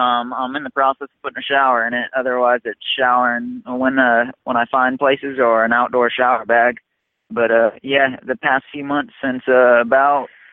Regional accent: Southern California, United States; moved away as an adult; I'm from Southern California originally.

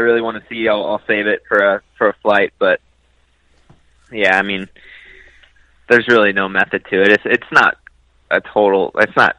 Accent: Minnesota, United States; I grew up in Minnesota

